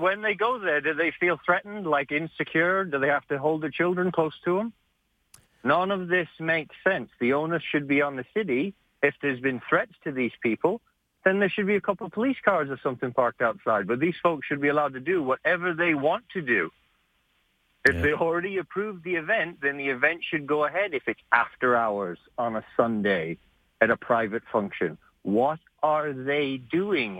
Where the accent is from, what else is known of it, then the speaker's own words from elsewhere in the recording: Calgary, Alberta, Canada; I grew up right here in Calgary. I was born and raised here